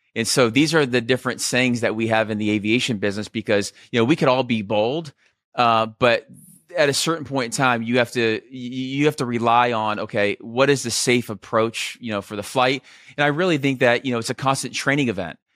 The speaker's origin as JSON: {"language": "English", "town": "Scottsdale", "region": "Arizona", "country": "United States", "tie": "born or raised there", "also_born_or_lived": "Southern California", "said": "I was about ten years old, my parents split. Uh, I moved from Southern California to Scottsdale"}